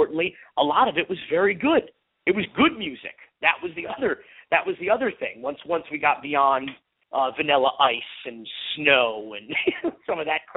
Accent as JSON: {"language": "English", "town": "North Miami Beach", "region": "Florida", "country": "United States", "tie": "born or raised there", "said": "a white middle-class Jewish kid growing up in North Miami Beach"}